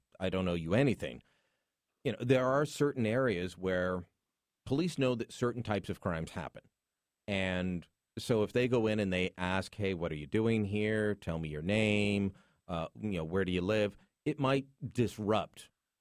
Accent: Hamilton, Ontario, Canada; I grew up in Hamilton

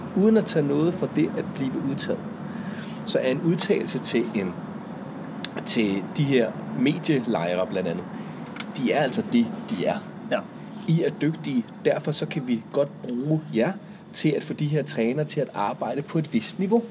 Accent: Humlebæk, Capital Region of Denmark, Denmark; Humlebæk, hvor jeg er vokset op

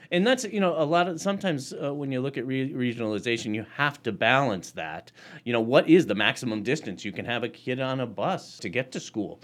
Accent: Middlefield, Massachusetts, United States; I was twelve miles from school growing up in Middlefield, Mass.

